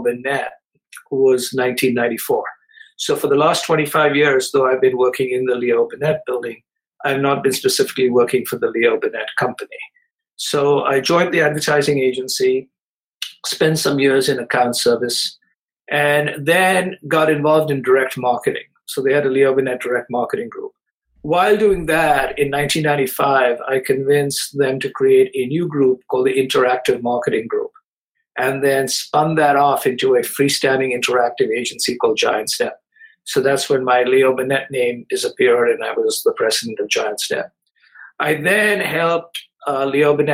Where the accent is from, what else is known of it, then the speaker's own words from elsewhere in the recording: India; moved away as an adult; also born or lived in Chicago, United States; I grew up in India